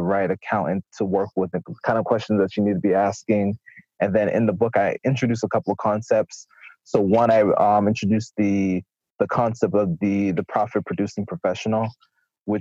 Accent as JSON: {"language": "English", "region": "South Florida", "country": "United States", "moved": "yes", "said": "I'm originally from South Florida, left, came back to South Florida for a brief period"}